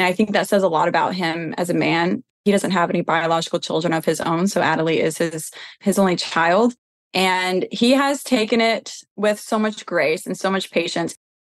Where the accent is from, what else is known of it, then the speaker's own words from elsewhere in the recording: Tennessee, United States; I grew up here in Tennessee. I've been here my whole life